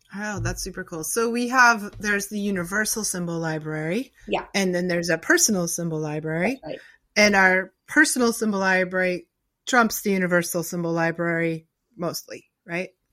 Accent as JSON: {"language": "English", "town": "Newton", "region": "Massachusetts", "country": "United States", "tie": "born or raised there", "moved": "yes", "lives_now": "Rhode Island, United States", "said": "I live in Rhode Island now, but I grew up in Newton"}